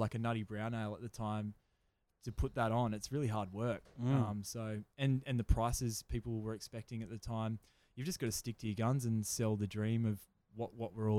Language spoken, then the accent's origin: English; Gold Coast, Queensland, Australia; also born or lived in New South Wales; Always have growing up in Queensland and on the border, New South Wales.